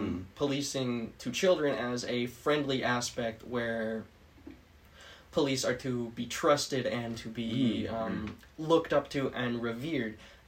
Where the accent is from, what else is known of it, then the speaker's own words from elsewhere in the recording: Red Deer, Alberta, Canada; I'm a native. Yeah. Native to the city.